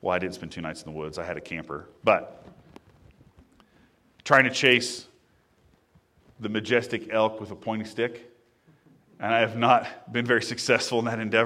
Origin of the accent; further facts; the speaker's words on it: Indiana, United States; growing up in Indiana, there were water wheel